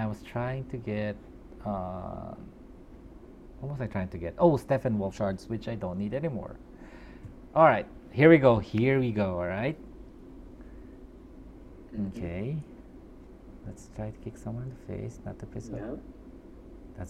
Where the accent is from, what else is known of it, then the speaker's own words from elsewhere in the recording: Philippines; English is a second language; I'm Filipino